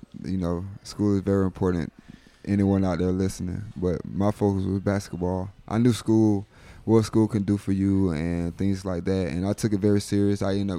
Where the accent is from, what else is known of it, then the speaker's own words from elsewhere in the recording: Fort Valley, Georgia, United States; moved away as an adult; I was born in Fort Valley, Georgia, like the south of Georgia.